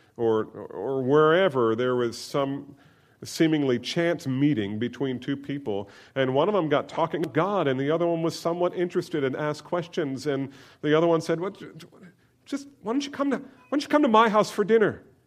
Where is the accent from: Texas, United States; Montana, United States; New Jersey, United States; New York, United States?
New Jersey, United States; Growing up in New Jersey